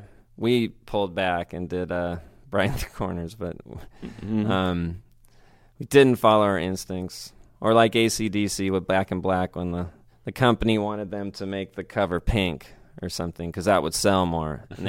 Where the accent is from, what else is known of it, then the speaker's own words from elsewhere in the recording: United Kingdom; I was being British dramatic at the show.